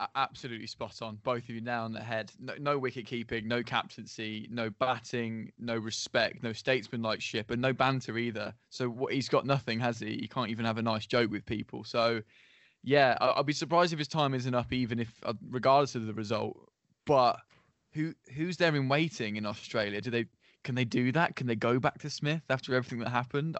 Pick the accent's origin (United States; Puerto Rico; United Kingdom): United Kingdom; England; we're all English